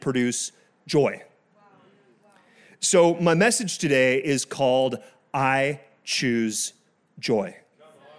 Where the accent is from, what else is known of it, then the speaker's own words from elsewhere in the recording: France; first language French and English; moved away; I was born in France. I learned French and English at the same time